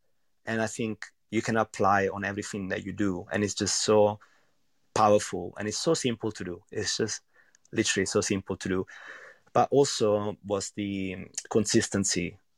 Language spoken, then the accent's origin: English; central Italy, Italy; English is a second language; Well, I'm from a really small village, actually, in central Italy. And I don't know, it's a place where there are many really simple restaurants